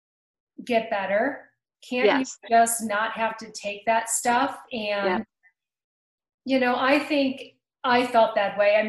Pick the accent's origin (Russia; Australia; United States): United States; growing up in Pennsylvania, Cleveland, Ohio area, you know, around that we're kind of hard-headed people